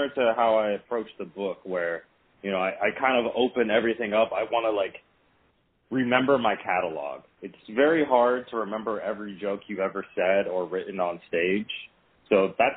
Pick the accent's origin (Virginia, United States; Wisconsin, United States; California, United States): Virginia, United States; Vienna; moved away; this year I'm actually performing my hometown, Vienna, Virginia